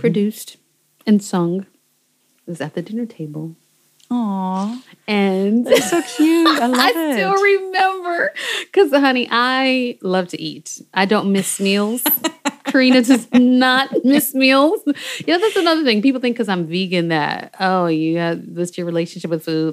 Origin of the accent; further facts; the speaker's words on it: Seattle, Washington, United States; moved away as an adult; also born or lived in Berlin, Germany; I'm from Seattle, Washington, which is West Coast